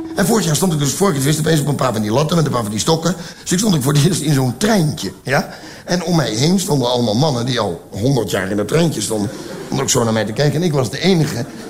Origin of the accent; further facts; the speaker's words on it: Belgium; moved away as an adult; also born or lived in Val Thorens, France / Orelle, France; Ik ben jaren expat geweest, dus als Belg in het buitenland gaan wonen